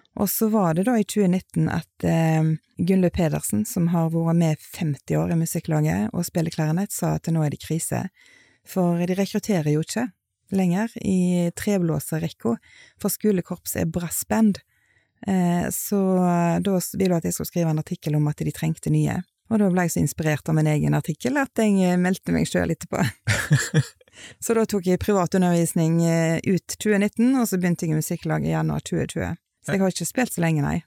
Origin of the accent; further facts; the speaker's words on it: Etne, Vestland, Norway; jeg er oppvokst i Etne